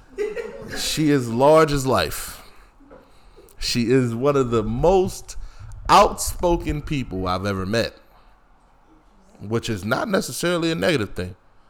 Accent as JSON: {"language": "English", "town": "Philadelphia", "region": "Pennsylvania", "country": "United States", "also_born_or_lived": "Greensboro, North Carolina", "moved": "yes", "lives_now": "Durham, United States", "said": "I'm from Philly"}